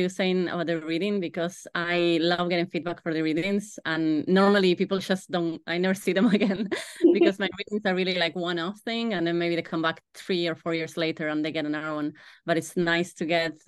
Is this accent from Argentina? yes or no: yes; Argentina; moved away as an adult; now in Ireland; I am from Argentina and I came to Ireland 13, 14 years ago.